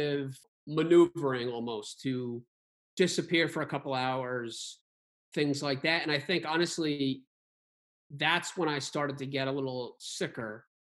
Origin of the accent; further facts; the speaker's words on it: Barrington, United States; kids I grew up with in Barrington